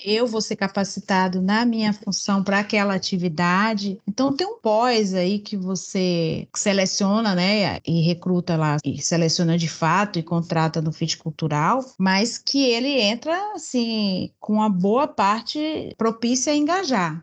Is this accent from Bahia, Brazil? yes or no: yes; Bahia, Brazil; accent: Bahian; Sou baiana, pelo uhum. sotaque dá para ver